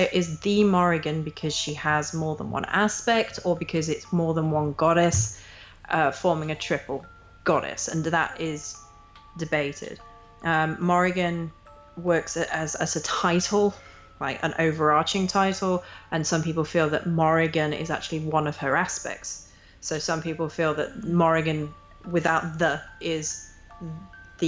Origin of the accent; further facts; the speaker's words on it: England, United Kingdom; I grew up in England